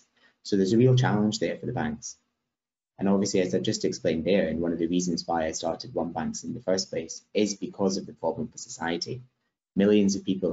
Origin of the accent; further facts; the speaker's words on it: Scotland, United Kingdom; I'm from Scotland, as Michael said, and in the Highlands of Scotland, where my family are from